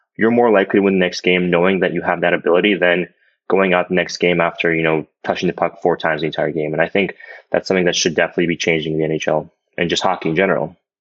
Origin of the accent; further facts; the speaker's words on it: United States; I literally went to school in America. I grew up here my whole life